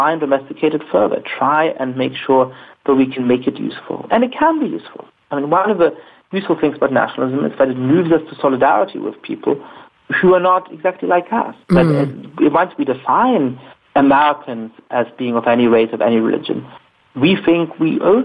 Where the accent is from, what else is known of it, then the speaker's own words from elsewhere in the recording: Germany; I grew up in Germany